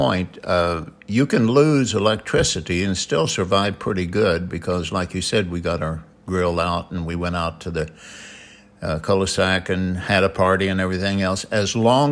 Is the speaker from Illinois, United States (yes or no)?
yes; Benton, Illinois, United States; moved away as an adult; now in California, United States; We came from Benton, Illinois.